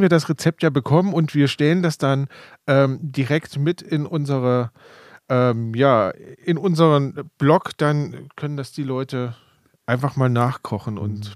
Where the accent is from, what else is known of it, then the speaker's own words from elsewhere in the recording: Rhön, Germany; bei uns in der Rhön einfach mal die klimatischen Bedingungen doch sehr schlecht sind